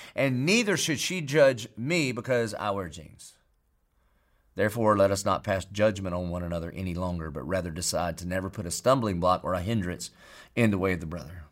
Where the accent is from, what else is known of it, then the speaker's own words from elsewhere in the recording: Marion, South Carolina, United States; I grew up in Marion, South Carolina